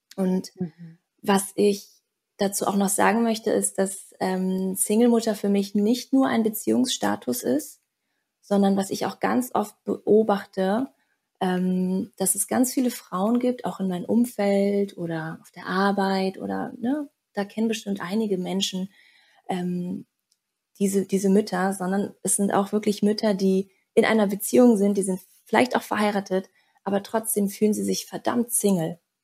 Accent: Berlin, Germany; moved away as an adult; also born or lived in Bali; Ich komme gebürtig aus Berlin.

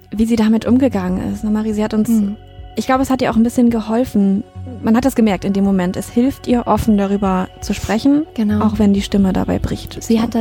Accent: Mettmann, North Rhine-Westphalia, Germany; Ja, wir sind äh, in meiner alten Heimat im äh, Mettmann tatsächlich auf äh, dem Halbeshof.

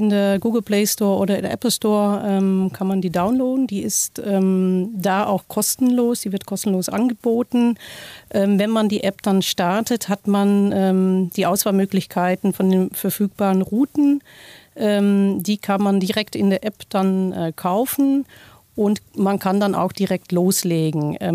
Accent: Netherlands; German is a second language; now in Kassel, Germany; Ich äh, bin Niederländerin, seit 20 Jahren jetzt äh, in Deutschland, auch 20 Jahre in Kassel

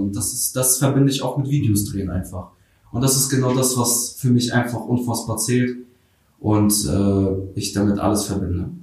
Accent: Schwerin, Mecklenburg-Vorpommern, Germany; born or raised there; also born or lived in Kharkiv, Ukraine

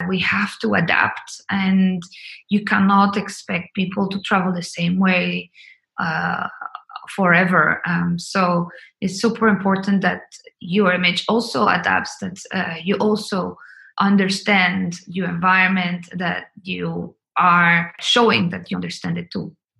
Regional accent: Colombia; moved away; I'm originally from Colombia.

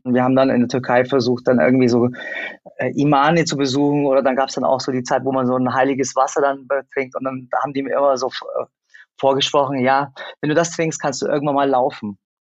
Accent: Germany; Ich bin in Deutschland geboren

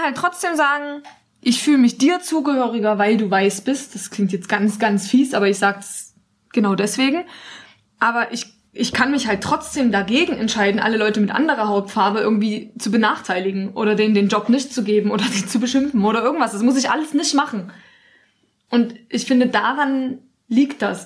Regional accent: Germany; in Deutschland, obwohl wir uns vielleicht mehr als Deutsche fühlen

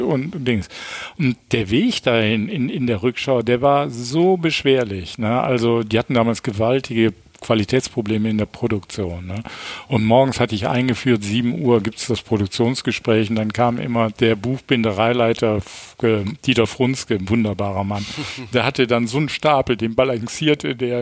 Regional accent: Düsseldorf, North Rhine-Westphalia, Germany; geboren äh, 11. Mai 1953 in Düsseldorf und äh, als drittes von fünf Kindern und bin aufgewachsen

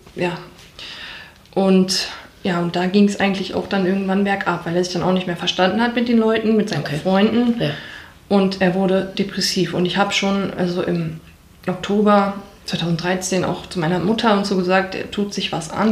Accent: Bochum, North Rhine-Westphalia, Germany; ich bin also in Wattenscheid aufgewachsen

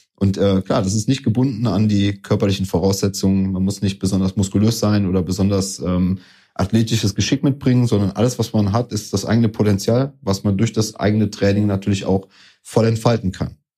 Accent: Koblenz, Rhineland-Palatinate, Germany; also born or lived in Gran Canaria / Tenerife; Das waren so die zwei einzigen Jahre, wo ich nicht in meiner geliebten Stadt Koblenz war. Aber ansonsten muss man sagen, bin ich bis dahin oder seitdem der Stadt immer treu geblieben und habe ja meine Heimat hier behalten

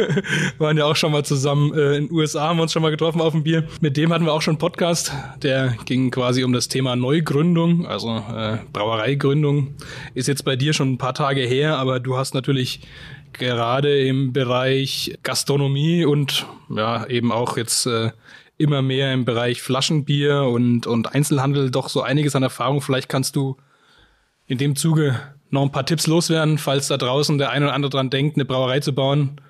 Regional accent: Bamberg, Bavaria, Germany; bei uns in Bamberg

